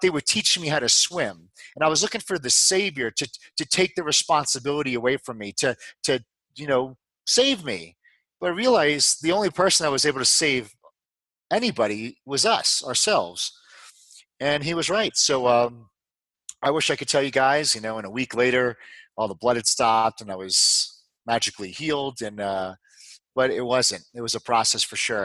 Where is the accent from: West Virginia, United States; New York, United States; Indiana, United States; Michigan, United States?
New York, United States; moved away as an adult; also born or lived in Dallas, Texas / Houston, Texas; I'm from New York